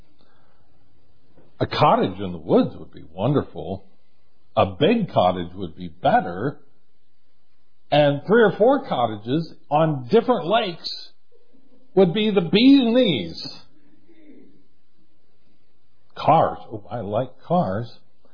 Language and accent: English; United States; We are American Christians